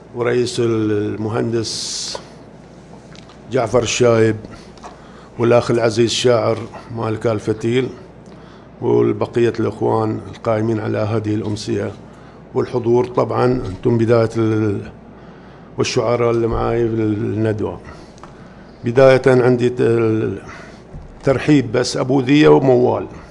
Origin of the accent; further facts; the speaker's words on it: Sanabis, Eastern Province, Saudi Arabia; سنابس اهلي وديرتي سنبس